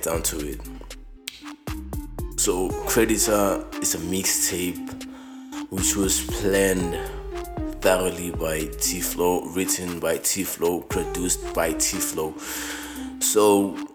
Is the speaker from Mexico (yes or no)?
no; Mahikeng, North West, South Africa; born and bred in Mafikeng province. I mean, the northwestern province, based in Mafikeng.